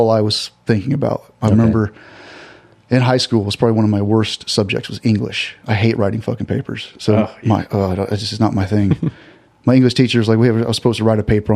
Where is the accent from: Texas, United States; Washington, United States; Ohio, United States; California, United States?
Texas, United States; Southeast; I grew up in Southeast Texas